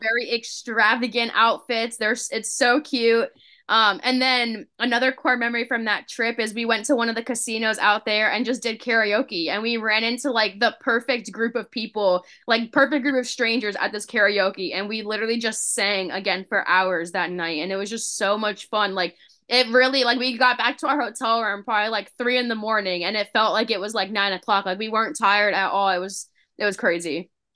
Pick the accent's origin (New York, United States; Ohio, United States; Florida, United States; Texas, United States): Florida, United States; West Coast of; I grew up on the West Coast, where the water's very ru-, warm, there's no waves